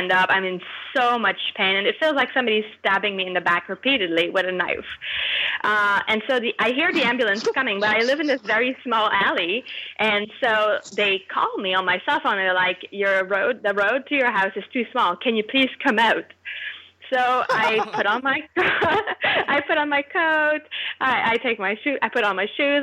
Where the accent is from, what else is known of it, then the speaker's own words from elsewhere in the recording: Quebec, Canada; I'm from Quebec